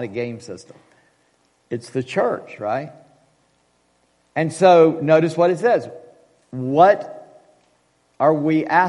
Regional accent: United States; we are so American

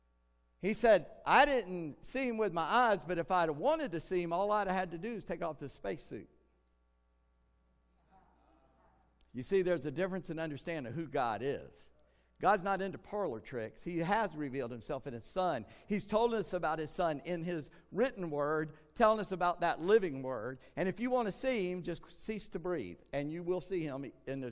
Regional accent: United States; we're American

